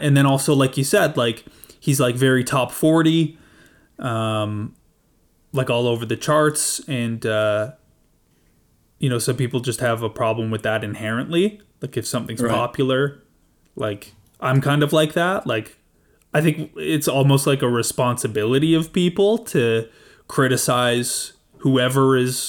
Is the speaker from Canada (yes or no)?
yes; Canada; just being Canadian